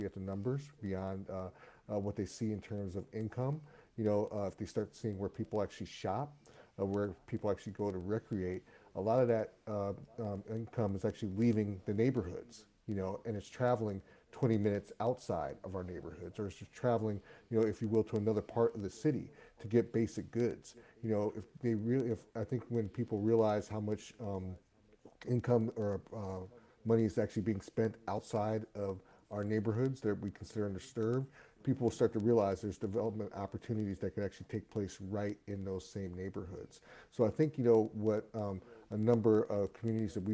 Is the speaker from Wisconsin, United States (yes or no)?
yes; Milwaukee, Wisconsin, United States; my hometown of Milwaukee